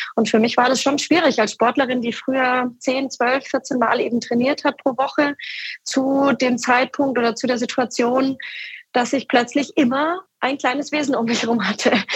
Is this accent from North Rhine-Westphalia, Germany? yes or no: no; Munich, Bavaria, Germany; moved away as an adult; also born or lived in Starnberg; now in Bamberg, Germany; als, sage ich mal, Münchner oder Starnberger Kinder